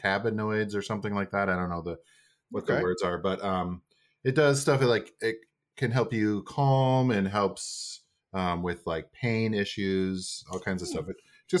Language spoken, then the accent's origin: English; Midwest, United States; I'm from the Midwest